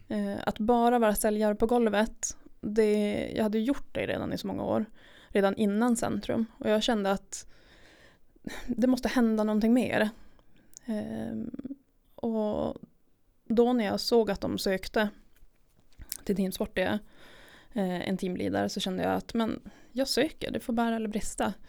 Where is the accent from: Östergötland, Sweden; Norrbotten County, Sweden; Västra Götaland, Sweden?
Norrbotten County, Sweden; Jukkasjärvi; jag är uppvuxen i Jukkasjärvi.